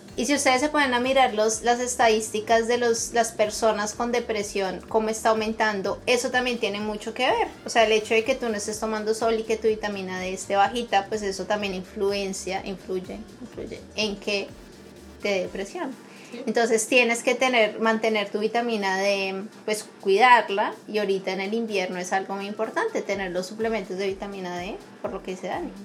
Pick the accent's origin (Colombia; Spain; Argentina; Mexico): Colombia; Bogotá; also born or lived in Brazil; now in Canada; yo crecí en Bogotá, que es frío, y en la parte de Brasil donde yo vivía era veranos de 50 grados.